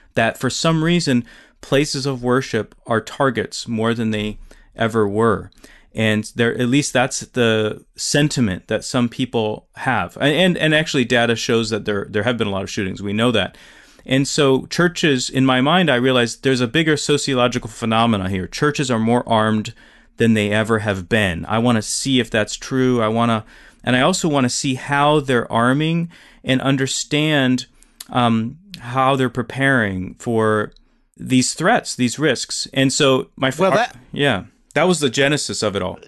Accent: South Dakota, United States; moved away; I grew up in South Dakota

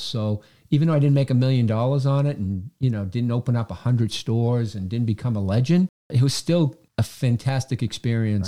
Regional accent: Quincy, Massachusetts, United States; I came back to my hometown to work as the, uh, the president of the Chamber of Commerce, the Quincy Chamber of Commerce.

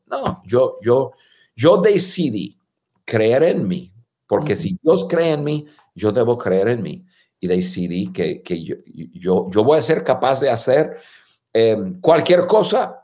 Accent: United States; first language English; Spanish is a second language; moved away as an adult; also born or lived in Guadalajara, Mexico / Durango, Mexico; now in Mexico; en un idioma que no es nuestro idioma nativo, y, y que tú y yo nos sentimos más en casa, estando en cualquier país de habla hispana, que estar en, en nuestro país de, de, hablar inglés en Estados Unidos

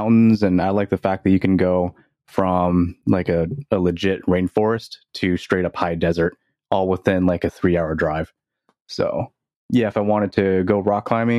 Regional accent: Seattle, Washington, United States; I was born and raised in Seattle

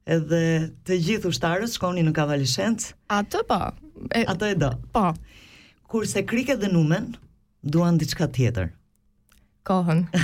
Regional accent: Albania; now in Switzerland

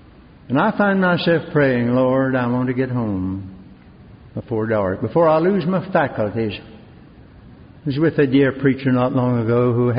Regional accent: Greensboro, North Carolina, United States; moved away; also born or lived in Newton, North Carolina; my hometown of Greensboro

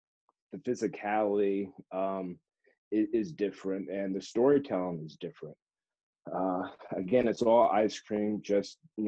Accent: New Jersey, United States; growing up in New Jersey, going to a little wrestling school and learning that 80s style

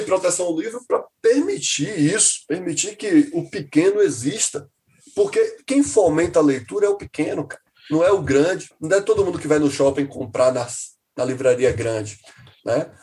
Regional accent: Salvador, Bahia, Brazil; eu que sou de Salvador

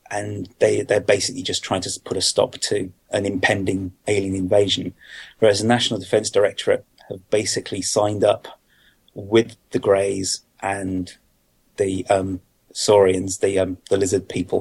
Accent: United Kingdom; Being a Brit

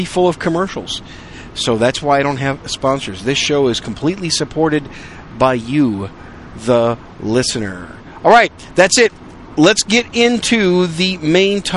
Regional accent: Wisconsin, United States; also born or lived in New York City, United States; now in San Antonio, United States; I was born in New York City. Raised most of my life in Wisconsin

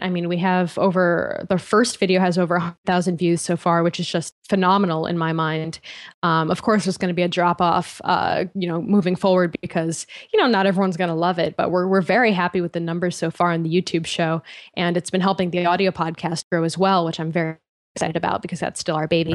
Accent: Connecticut, United States; moved away as an adult; also born or lived in Boston / San Francisco; I grew up in Connecticut

